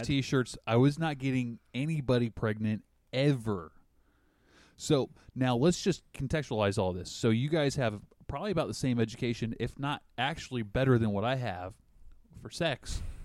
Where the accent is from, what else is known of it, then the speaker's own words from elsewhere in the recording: the South, United States; accent: Southern; now in Washington, United States; I still slur like I'm from the South